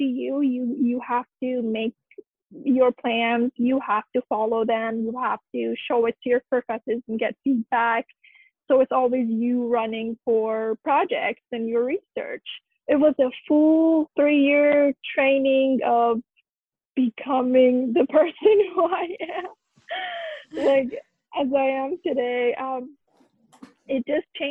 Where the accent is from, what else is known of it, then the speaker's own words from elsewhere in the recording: Iran; moved away; I'm from Iran